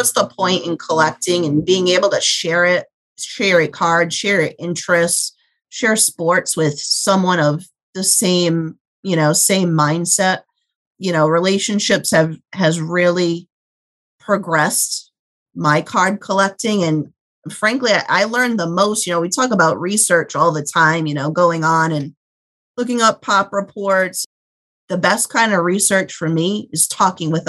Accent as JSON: {"language": "English", "region": "Rhode Island", "country": "United States", "tie": "born or raised there", "said": "growing up in Rhode Island"}